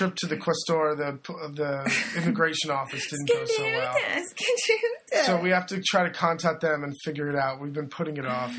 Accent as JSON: {"language": "English", "town": "Seattle", "region": "Washington", "country": "United States", "moved": "as an adult", "lives_now": "Piobbico, Italy", "said": "Oh, we're both from Seattle."}